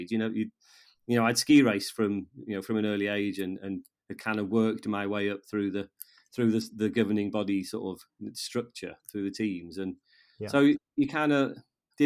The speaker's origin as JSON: {"language": "English", "town": "Llanberis", "region": "Wales", "country": "United Kingdom", "tie": "born or raised there", "said": "I'm a Welsh, I'm a fluent Welsh speaker. I was educated in Welsh in Llanberis."}